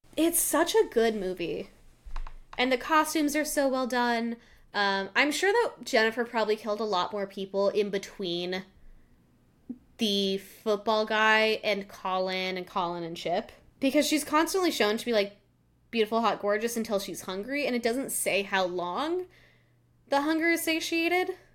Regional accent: Colorado, United States; I grew up in Colorado, and we always had our water bottles, 'cause we're at a higher altitude.

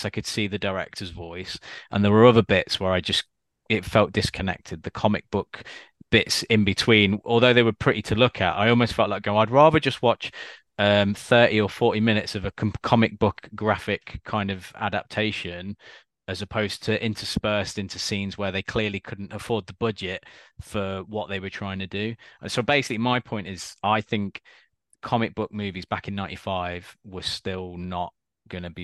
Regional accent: United Kingdom; we're obviously British

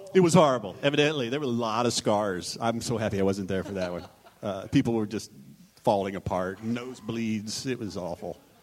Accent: Texas, United States; I'm from Texas

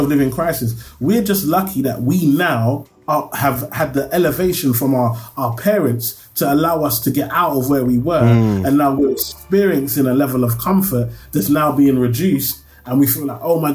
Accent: London, United Kingdom; when I come from Tower Hamlets, so we white, black, Asian, we're all poor. I always tell people, Tower Hamlets is a weird place

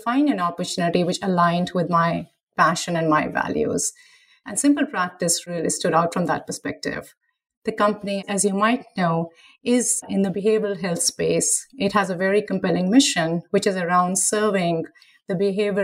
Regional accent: India; now in United States; growing up in India

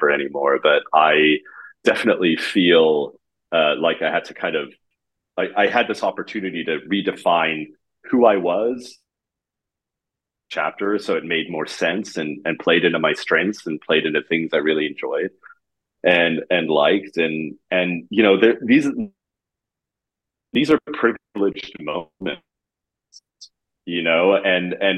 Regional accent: San Francisco, California, United States; moved away as an adult; also born or lived in Germany / New York / Miami Beach, Florida / Berlin; now in Amsterdam, Netherlands; I moved to San Francisco when I was six

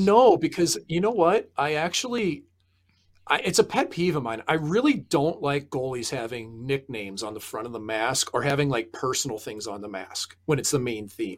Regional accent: St. Louis, Missouri, United States; living in Saint Louis, which is my hometown.

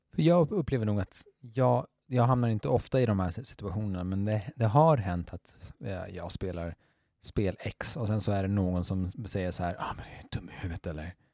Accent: Skåne, Sweden; vi i Skåne

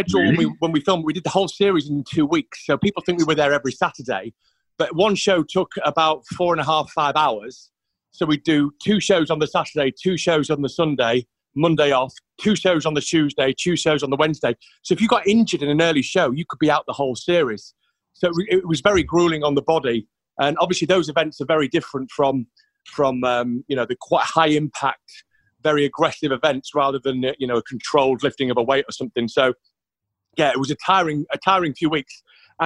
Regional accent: York, Yorkshire and the Humber, United Kingdom; I'm from York originally.

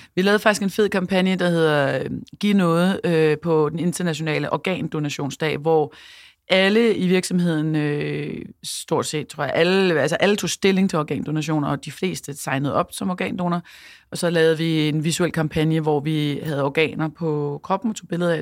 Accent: Copenhagen, Capital Region of Denmark, Denmark; så er jeg mor og københavner og iværksætter

